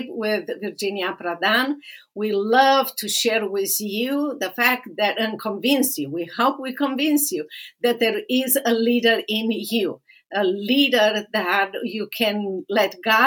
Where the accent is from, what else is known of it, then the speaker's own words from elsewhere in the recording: Romania; English is a second language; moved away as an adult; now in Dallas, United States; my own experience in socialist communist Romania here in America, started with empty hands when I came to America, empty-handed